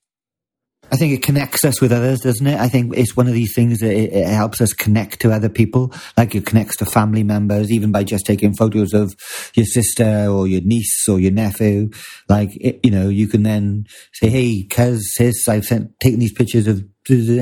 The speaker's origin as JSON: {"language": "English", "country": "United Kingdom", "said": "us as British people"}